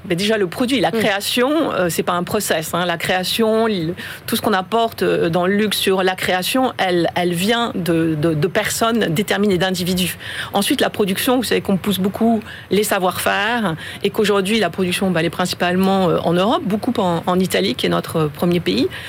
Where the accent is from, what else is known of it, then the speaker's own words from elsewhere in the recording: France; moved away as an adult; also born or lived in China; Je suis française, mais je suis récente